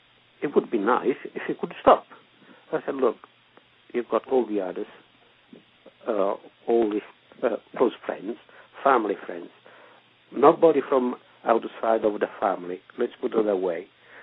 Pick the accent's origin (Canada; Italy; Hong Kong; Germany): Italy; moved away as an adult; Well, I came from Italy to get work, and I got work here.